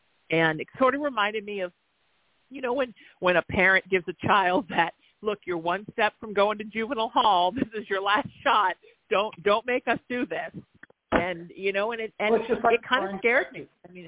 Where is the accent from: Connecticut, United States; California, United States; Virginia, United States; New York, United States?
Connecticut, United States; You know, I have a client that teases me because I'm from Connecticut, that I channel the Pepperidge Farm gods.